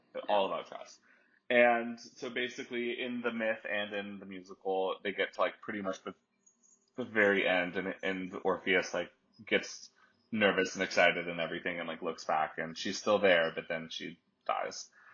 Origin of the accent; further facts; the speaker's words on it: Dallas, Texas, United States; moved away; also born or lived in Nashville / New York / Copenhagen / Taos, New Mexico; I grew up in Dallas